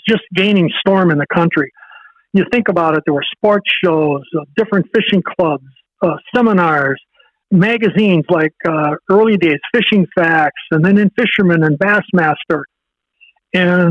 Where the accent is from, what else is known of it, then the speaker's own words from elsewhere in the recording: Racine, Wisconsin, United States; I was born in Racine, Wisconsin